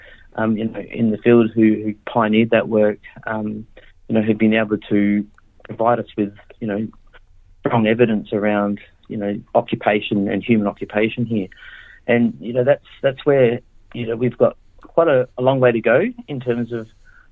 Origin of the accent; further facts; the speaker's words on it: Adelaide, South Australia, Australia; I grew up in Adelaide and, you know, that's where my mob's from